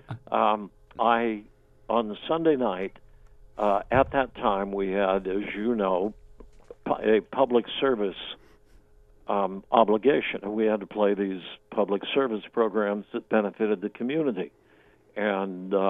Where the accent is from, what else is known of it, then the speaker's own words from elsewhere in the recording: Pullman, Washington, United States; moved away as an adult; also born or lived in Spokane / Seattle; I grew up in Pullman